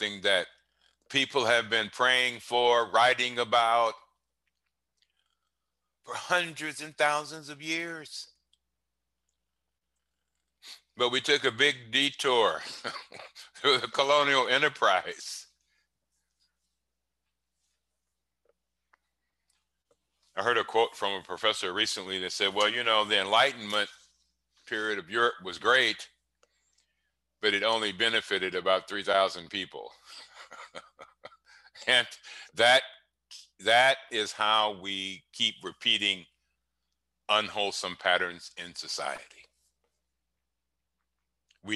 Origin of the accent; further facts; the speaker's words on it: Cleveland, Ohio, United States; When I grew up in Cleveland, smiling wasn't a practice